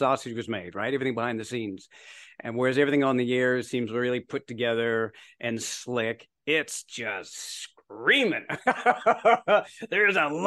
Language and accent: English; Berkeley Heights, New Jersey, United States; accent: Canadian; also born or lived in Canada; going to New Jersey, as you mentioned, Berkeley Heights, New Jersey. And I moved there 9 years old with my Canadian accent